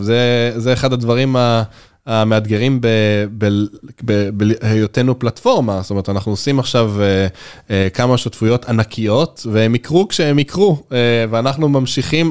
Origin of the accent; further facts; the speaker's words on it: Israel; בתור קונסיומר ישראלי